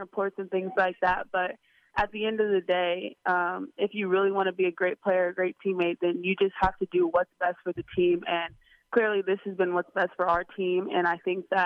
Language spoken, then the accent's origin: English; Southern California, United States; accent: Valley girl; moved away; I'm from California and just kind of have that, you know, Southern California, Valley girl, little vibe going